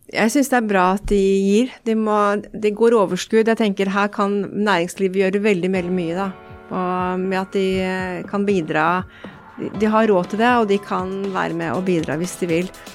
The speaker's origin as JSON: {"language": "Norwegian", "town": "Elverum", "region": "Innlandet", "country": "Norway", "also_born_or_lived": "San Diego, California", "moved": "yes", "said": "opprinnelig så er jeg jo fra Elverum"}